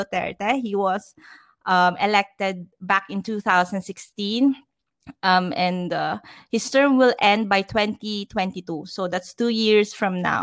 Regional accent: Batangas, Calabarzon, Philippines; now in Metro Manila, Philippines; from where I came from, I came from the province. So I came from Batangas.

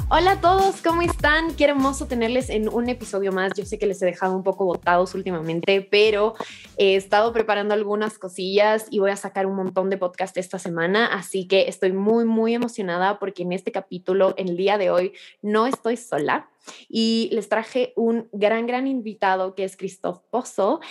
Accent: Ecuador; como ecuatoriana me siento muy, muy orgullosa

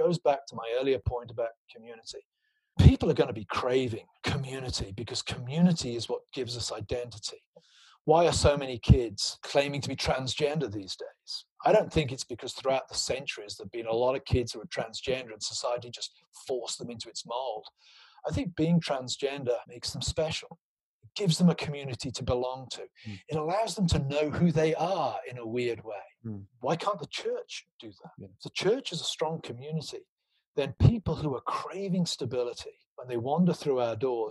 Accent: Gloucestershire, South West England, United Kingdom; moved away; my hometown in Gloucestershire

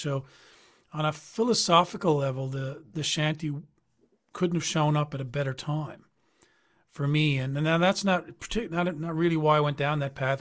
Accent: Newfoundland and Labrador, Canada; I'm from Newfoundland

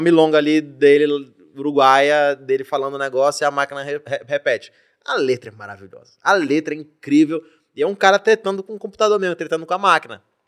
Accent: Belém, Pará, Brazil; now in São Paulo, Brazil; dei sorte de ter nascido em Belém

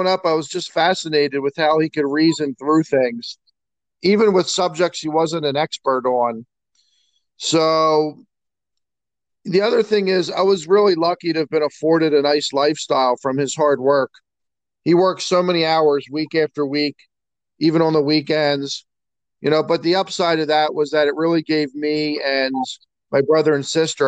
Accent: North Wales, Pennsylvania, United States; I grew up in North Wales, which is fairly close to Montgomery County Community College

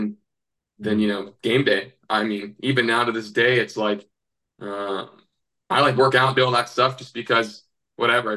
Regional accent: Northern California, United States; moved away as an adult; also born or lived in Montana; We grew up in Northern California.

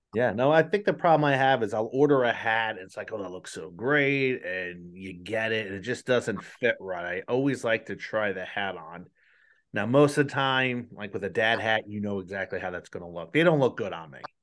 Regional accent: New Jersey, United States; I'm from New Jersey, so we have the Jersey Devil.

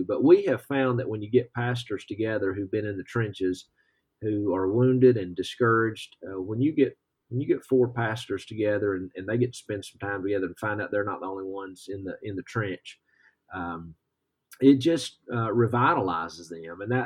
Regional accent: Georgia, United States; moved away as an adult; now in Kentucky, United States; I'm originally from Georgia

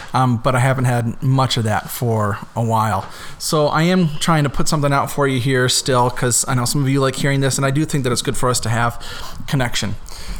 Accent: Davenport, Iowa, United States; moved away; also born or lived in Dubuque, Iowa / Minnesota; I grew up originally in Davenport, and I know most of you know that I'm from Minnesota, and some of you know that I grew up in Dubuque, but I was born

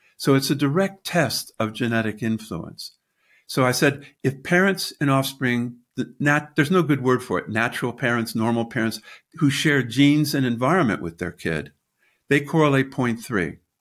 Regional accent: United States; moved away as an adult; also born or lived in Britain; now in United Kingdom; I'm an American in Britain

